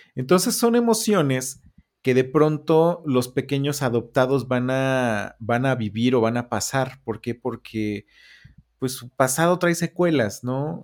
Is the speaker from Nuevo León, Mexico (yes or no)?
no; Puebla, Mexico; Nosotros somos de la Ciudad de Puebla.